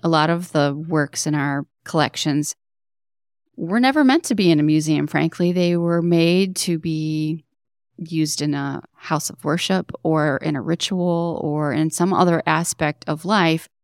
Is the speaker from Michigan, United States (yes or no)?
yes; Detroit, Michigan, United States; I grew up in Detroit, in Southwest Detroit, to be more specific